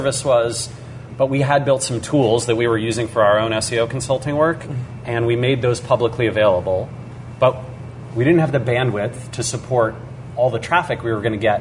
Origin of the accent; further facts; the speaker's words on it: Seattle, Washington, United States; We're in Seattle, Washington. This is actually my hometown